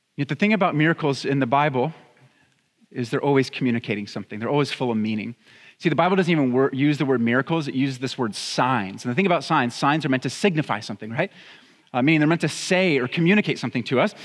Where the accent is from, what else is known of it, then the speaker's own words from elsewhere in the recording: Santa Clarita, California, United States; also born or lived in Pittsburgh; I grew up here in Santa Clarita